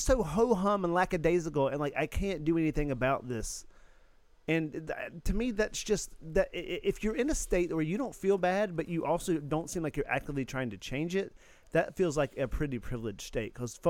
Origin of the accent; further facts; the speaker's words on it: the South, United States; I think as a Southerner